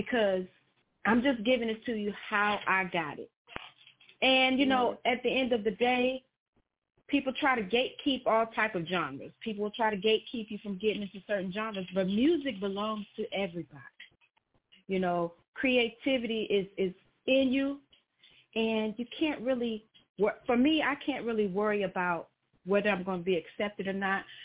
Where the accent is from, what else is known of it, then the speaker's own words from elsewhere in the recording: Chicago, Illinois, United States; now in Houston, United States; although I'm from Chicago, I got Southern roots. My people is from Tupelo, Mississippi. So even though I didn't grow up in Mississippi